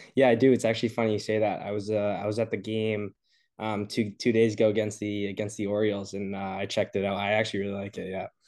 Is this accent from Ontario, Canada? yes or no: no; Montreal, Quebec, Canada; I'm from Montreal